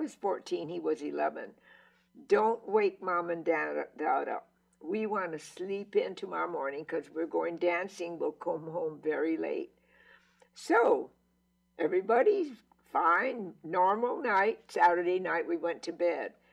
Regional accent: Honolulu, Hawaii, United States; we came home from Palolo Elementary School

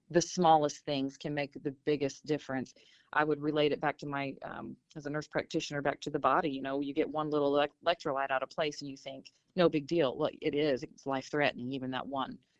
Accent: Southern Illinois, United States; I'm from Southern Illinois where we had coal mines

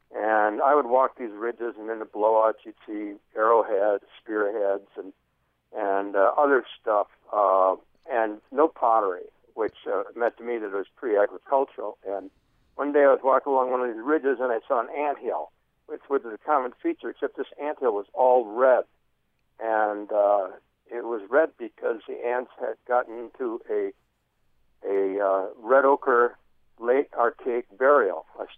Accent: Michigan, United States; now in Emigrant, Montana, United States; I grew up in Michigan

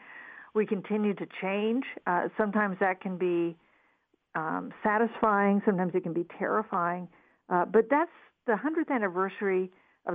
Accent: Wichita, Kansas, United States; moved away as an adult; I was born and raised in Wichita, Kansas, in the Midwest, just like Ohio

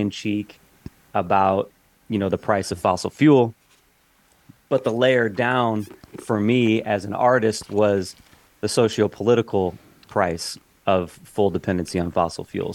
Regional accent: Knox, Indiana, United States; moved away; also born or lived in Winamac, Indiana / Chicago, Illinois; I was a kid growing up, small town, Knox, Indiana is where I was. I grew up. I was born in Winnemac

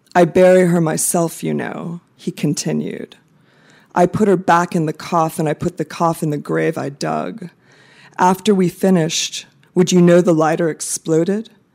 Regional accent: United States; moved away as an adult; also born or lived in Baltimore / Phnom Penh, Cambodia; now in Bangkok, Thailand; I am American

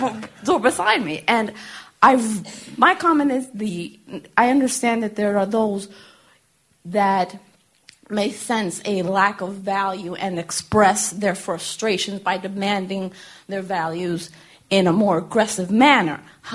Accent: Boston, Massachusetts, United States; I'm originally from Bostonian.

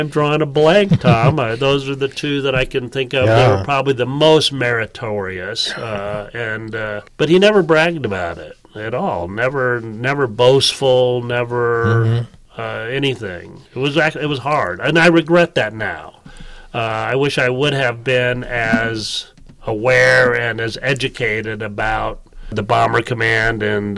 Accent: Cali, Valle del Cauca, Colombia; born there; Right. Well, I was born in Colombia.

